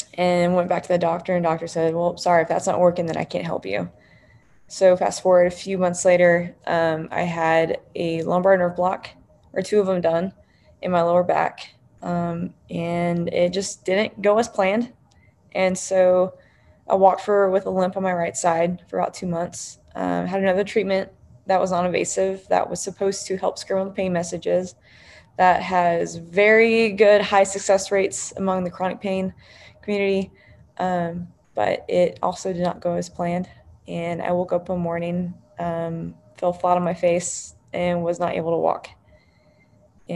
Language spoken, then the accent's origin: English; New Braunfels, Texas, United States; growing up in New Braunfels, Texas, super close to San Antonio